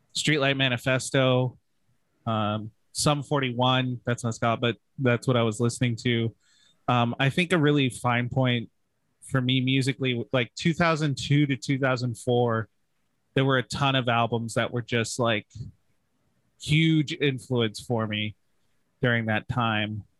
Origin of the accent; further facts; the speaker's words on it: Palm Springs, California, United States; I'm Southern California born and raised. I grew up in Palm Springs